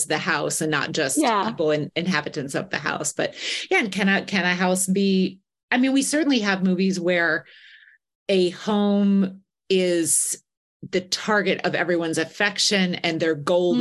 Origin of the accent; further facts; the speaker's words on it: the Midwest of the US, United States; I'm from the Midwest of the US. I grew up surrounded by beautiful Victorian houses.